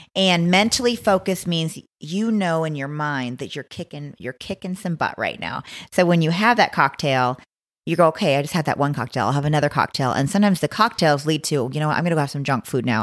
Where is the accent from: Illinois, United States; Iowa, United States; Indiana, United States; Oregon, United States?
Oregon, United States; Blue River; moved away; I'm from a little town called Blue River, Oregon